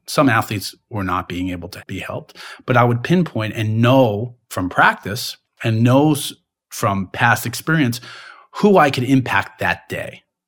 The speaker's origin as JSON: {"language": "English", "area": "Long Island", "region": "New York", "country": "United States", "tie": "born or raised there", "said": "I grew up in Long Island"}